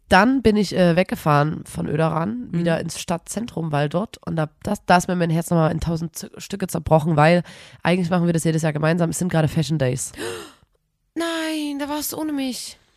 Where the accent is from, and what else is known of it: Erzgebirge, Saxony, Germany